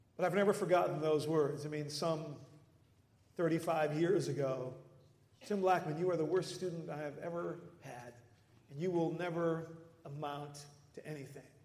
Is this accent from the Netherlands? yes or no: yes; Netherlands; moved away; growing up in the Netherlands